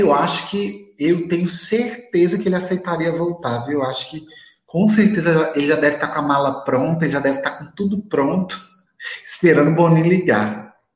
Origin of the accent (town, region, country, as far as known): Montes Claros, Minas Gerais, Brazil